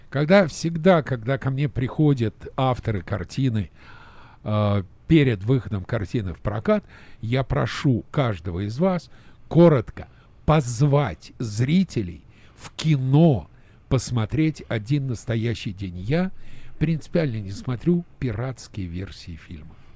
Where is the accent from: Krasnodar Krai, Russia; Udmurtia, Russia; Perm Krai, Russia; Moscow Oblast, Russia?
Moscow Oblast, Russia; Dubna; я из Дубны.